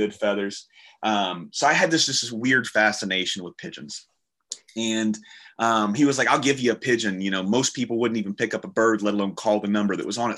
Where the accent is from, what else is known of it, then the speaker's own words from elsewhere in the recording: the South, United States; I'm from the South and this is what we do. We sit in a rocking chair, we sip sweet tea